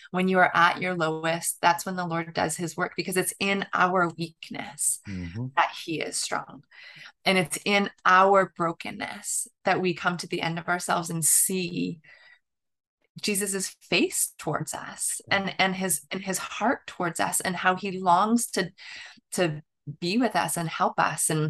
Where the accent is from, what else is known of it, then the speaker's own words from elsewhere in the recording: southern Ontario, Canada; moved away as an adult; my hometown, actually, in southern Ontario in Canada, right on the Michigan border